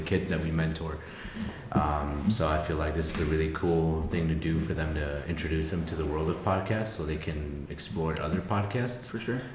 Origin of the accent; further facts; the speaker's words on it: Avon, Colorado, United States; also born or lived in Chalchihuites, Zacatecas, Mexico; I was raised in Avon